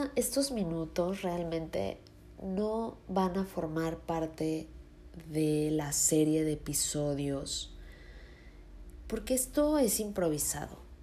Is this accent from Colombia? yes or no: no; Mexico City, Mexico; moved away as an adult; yo soy de Ciudad de México y ahorita no estoy viviendo ahí. Estoy viviendo en otro estado